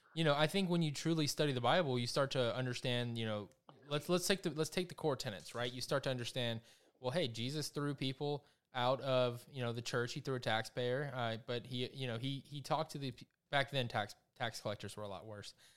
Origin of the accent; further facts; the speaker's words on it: South Georgia, United States; I'm from South Georgia